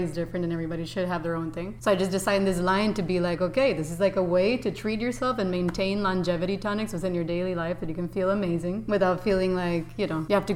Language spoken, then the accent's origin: English; Costa Rica; moved away as an adult; also born or lived in San Francisco, California; now in New York, United States; I was raised in Costa Rica, very classic and somewhat the suburbs